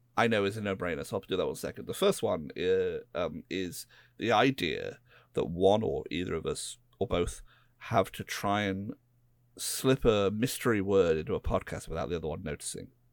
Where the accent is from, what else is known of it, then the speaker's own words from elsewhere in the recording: United Kingdom; I'm a British person